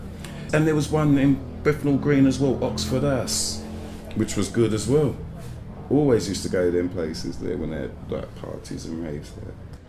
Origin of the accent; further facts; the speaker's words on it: Jamaica; Don't get me wrong, man, I'm still a Jamaican, but boy.